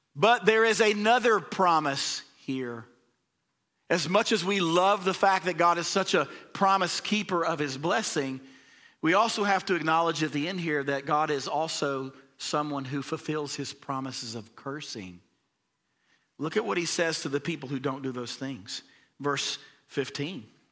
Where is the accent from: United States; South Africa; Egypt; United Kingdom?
United States; the South; we're from the South